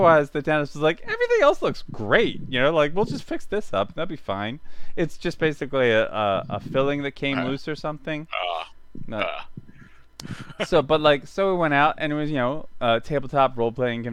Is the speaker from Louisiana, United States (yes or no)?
no; Philadelphia, Pennsylvania, United States; I'm from Philadelphia